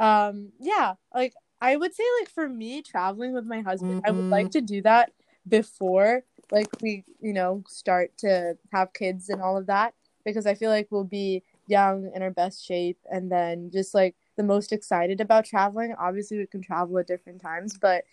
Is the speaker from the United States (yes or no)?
yes; New Hampshire, United States; moved away; I was born in New Hampshire